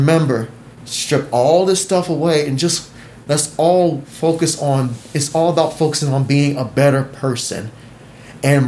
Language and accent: English; United States; I love being American